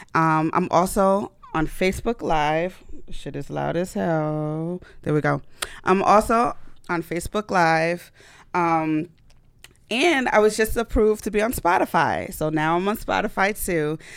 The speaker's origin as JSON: {"language": "English", "country": "United States", "tie": "born or raised there", "said": "I'm from Ghana, West Africa. Me and my brother were born here, but my parents and the rest of my family were born and raised in Ghana. We're like the first generation that was born here in America"}